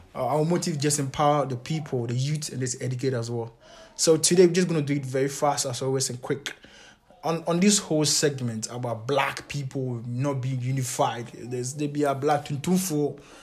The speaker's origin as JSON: {"language": "English", "country": "Ghana", "said": "I'm a Ghanaian"}